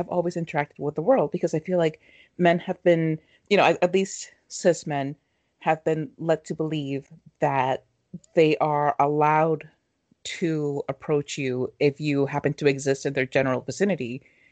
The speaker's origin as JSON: {"language": "English", "country": "Mexico", "tie": "born or raised there", "moved": "yes", "said": "growing up in Mexico"}